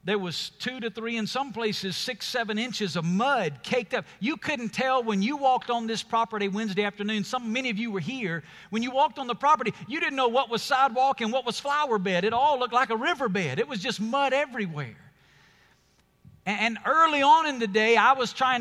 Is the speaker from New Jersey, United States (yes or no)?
no; Alabama, United States; moved away as an adult; now in Las Vegas, United States; When God called my family to Las Vegas, we're from Alabama. We're moving to the desert.